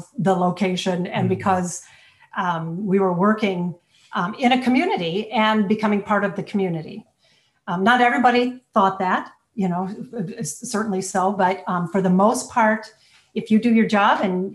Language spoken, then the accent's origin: English; Cleveland, Ohio, United States; I'm from Cleveland, Ohio.